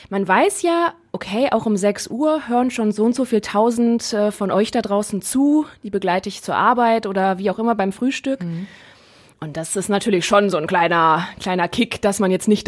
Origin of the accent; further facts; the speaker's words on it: Neuss, North Rhine-Westphalia, Germany; moved away as an adult; now in Essen, Germany; ich bin am ähm, 23. Dezember, einen Tag vor Weihnachten 1990 ähm, in Neuss geboren. Bei Düsseldorf ist das eine, eine Region und Stadt. Ähm, ja, und da komme ich her.